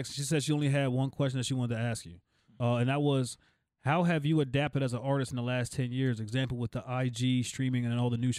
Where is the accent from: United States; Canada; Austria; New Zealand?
United States; Whitesboro, New Jersey; I'm representing Whitesboro, New Jersey, Tennessee, off of Wildwood Ave